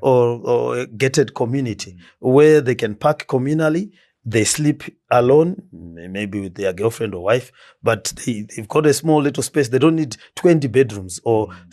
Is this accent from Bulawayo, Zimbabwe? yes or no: no; Marondera, Mashonaland East, Zimbabwe; also born or lived in Gweru, Zimbabwe; now in Harare, Zimbabwe; I was born in Marondera.